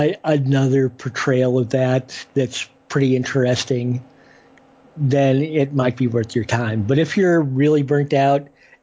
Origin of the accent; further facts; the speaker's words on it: St. Charles, Missouri, United States; my hometown, which is St. Charles, Missouri.